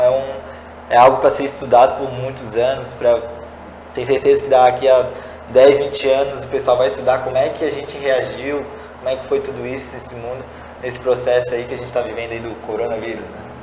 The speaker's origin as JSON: {"language": "Portuguese", "town": "São José", "region": "Santa Catarina", "country": "Brazil", "tie": "born or raised there", "said": "Eu nasci e cresci aqui em São José, no bairro no Cobrasol"}